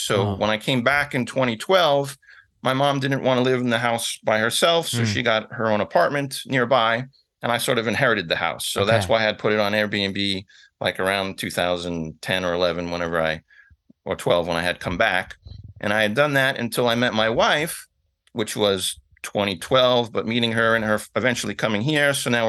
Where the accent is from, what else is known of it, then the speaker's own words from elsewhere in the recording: New York City, New York, United States; I was born in the Bronx, grew up in the city. My dad worked in the city. My mom worked in the city.